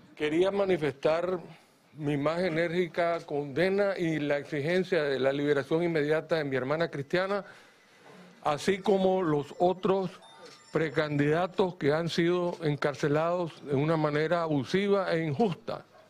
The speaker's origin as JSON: {"language": "Spanish", "country": "Nicaragua", "said": "como nicaragüenses"}